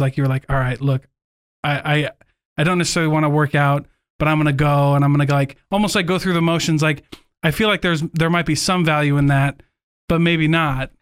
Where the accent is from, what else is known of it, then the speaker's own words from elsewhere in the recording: Iowa, United States; moved away; we grew up in Iowa